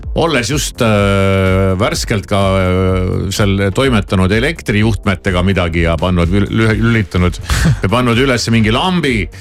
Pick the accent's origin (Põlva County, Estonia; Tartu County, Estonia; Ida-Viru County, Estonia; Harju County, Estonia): Tartu County, Estonia; Tartu; ma olen ju Tartust